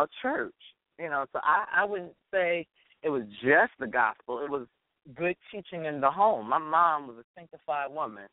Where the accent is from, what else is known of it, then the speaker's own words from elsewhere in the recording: New York City, New York, United States; I am definitely from Brooklyn, New York, and I'm definitely a New Yorker